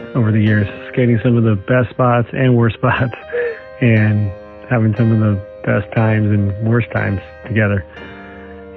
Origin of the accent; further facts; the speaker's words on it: San Diego, California, United States; I was from San Diego